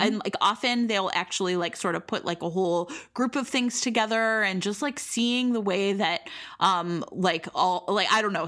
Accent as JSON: {"language": "English", "town": "Cleveland", "region": "Ohio", "country": "United States", "tie": "born or raised there", "moved": "yes", "lives_now": "Chicago, United States", "said": "I grew up in Cleveland, Leary, Ohio"}